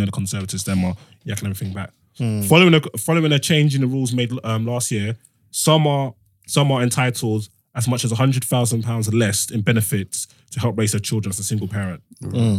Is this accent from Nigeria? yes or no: yes; Nigeria; No matter what I'm going through, never ever go fund me for me, please. I'm Nigerian.